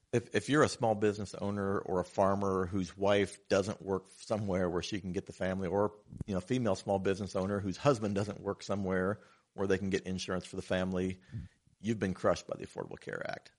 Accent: Batesville, Indiana, United States; also born or lived in Oldenburg, Indiana; born and raised in Batesville, Indiana, but my family's lived in Oldenburg for six generations now

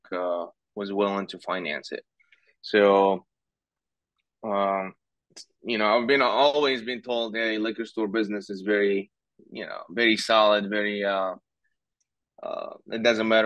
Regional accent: Tunis, Tunis Governorate, Tunisia; moved away as an adult; also born or lived in New York City, United States; now in Louisville, United States; born and raised in Tunis.

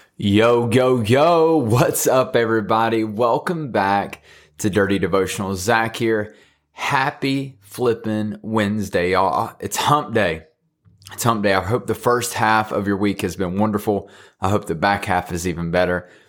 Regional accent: Thomasville, North Carolina, United States; I'm from Thomasville, North Carolina

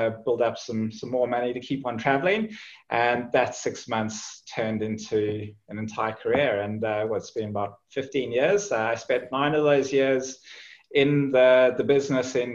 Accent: Johannesburg, Gauteng, South Africa; moved away as an adult; also born or lived in Zimbabwe / Cape Town; now in Australia; I was born in Zimbabwe, raised in South Africa, and grew up in Johannesburg, and then went to university in Cape Town

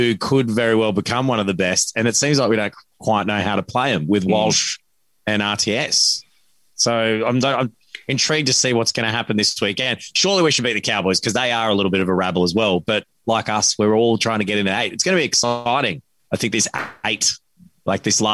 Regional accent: Muswellbrook, New South Wales, Australia; I was growing up in Musselbrook at the time

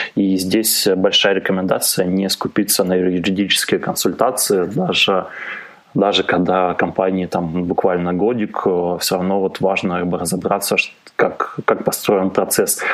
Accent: Kharkiv, Kharkiv Oblast, Ukraine; born or raised there; also born or lived in Germany (East Germany)

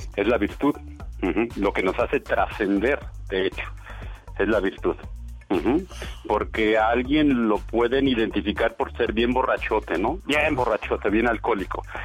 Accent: Mexico; nosotros como mexicanos

